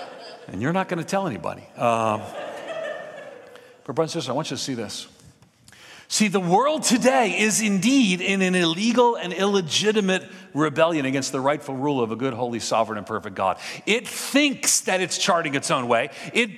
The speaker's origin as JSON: {"language": "English", "town": "New York City", "region": "New York", "country": "United States", "tie": "born or raised there", "moved": "as an adult", "lives_now": "Hendersonville, United States", "said": "I'm from New York City. I grew up in New York City. And when I moved to Tennessee"}